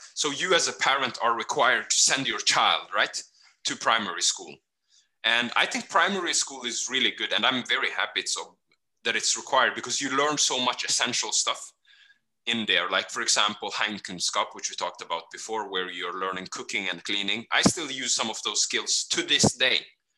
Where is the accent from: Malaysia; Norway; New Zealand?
Norway; also born or lived in Kenya / Fredrikstad; we grew up in Norway